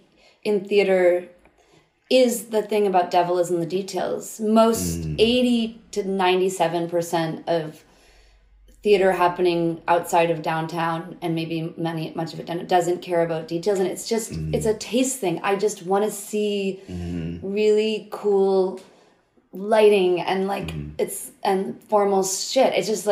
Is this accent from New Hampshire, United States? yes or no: yes; New Hampshire, United States; New Hampshire.